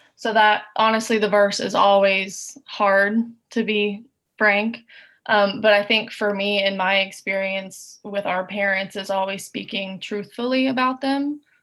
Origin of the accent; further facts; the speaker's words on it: Chattanooga, Tennessee, United States; now in Nashville, United States; We're both from Chattanooga.